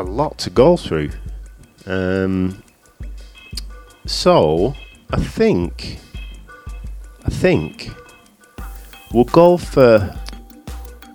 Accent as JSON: {"language": "English", "country": "United Kingdom", "accent": "sultry northern", "said": "my sultry northern accent"}